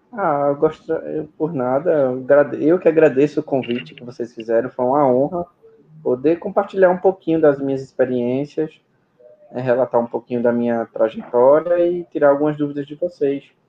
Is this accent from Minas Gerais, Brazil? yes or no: yes; northern Minas Gerais, Brazil; moved away as an adult; also born or lived in São Paulo (state); A questão mesmo é que eu sou de Minas, né? Então, eu sou da cidade norte de Minas, então eu estava em Minas Gerais.